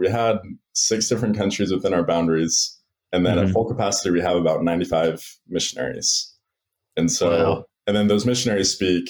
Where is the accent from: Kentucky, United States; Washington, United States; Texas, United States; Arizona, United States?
Washington, United States; Sammamish; now in Provo, United States; Originally, I'm from the Seattle, Washington area, like Sammamish, Issaquah, if you're familiar.